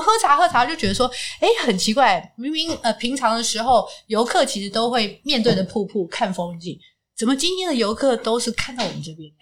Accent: Taipei, Taiwan; moved away as an adult; now in Ruifang, Taiwan; 像我们从小在台北出生长大

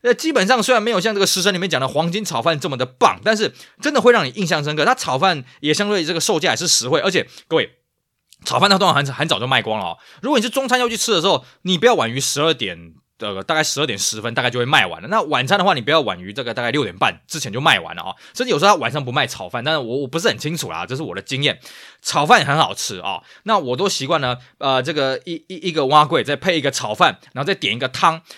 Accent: Tainan, Taiwan; 我记得小时候我们住台南的时候

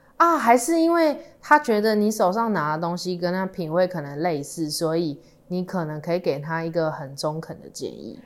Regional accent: Tainan, Taiwan; 因为我们是台南人的关系嘛

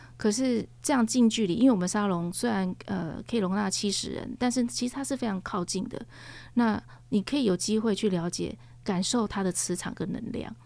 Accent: Taiwan; 我们台湾

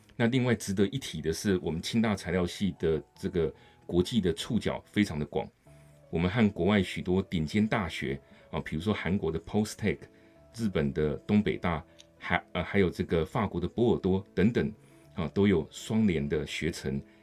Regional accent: Kaohsiung, Taiwan; now in Hsinchu, Taiwan; 我是高雄人

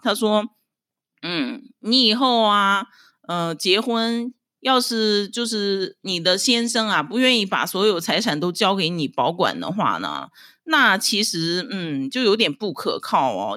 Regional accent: Dalian, Liaoning, China; moved away as an adult; now in Taiwan; 我是出生在中国大连的台湾新住民，呃，现在是我住在台湾的第七年，我是精神台湾人

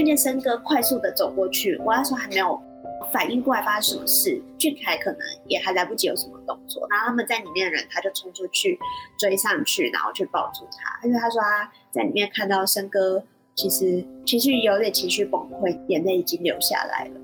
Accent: Shuishang, Chiayi County, Taiwan; 我自己就是水上人，然后这是我从小听的故事

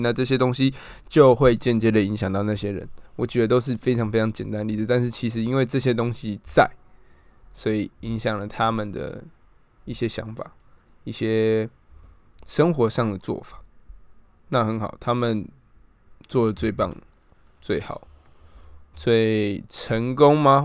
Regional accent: Taiwan; 身为台湾人

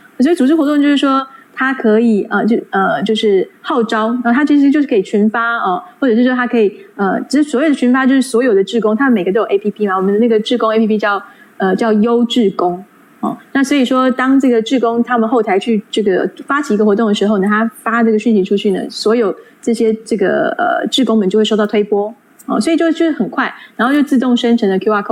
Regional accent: Taiwan; 以我们台湾人来说

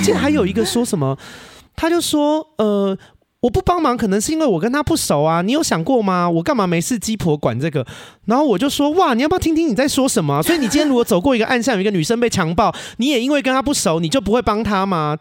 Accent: Xindian, New Taipei, Taiwan; moved away as an adult; also born or lived in Australia; now in Taichung, Taiwan; 我是新北人，嗯。我在新店长大的，是。然后我，呃，到三十岁前都一直住在台北，然后去年去了澳洲八个月打工度假，哦。回来了以后现在住台中

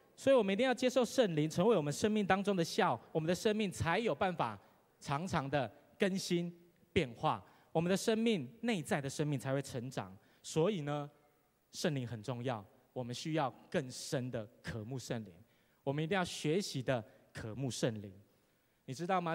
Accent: Taiwan; 我们都是台湾人

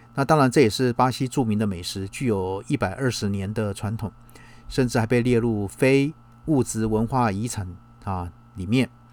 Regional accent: Taiwan; 包括我们台湾人过去

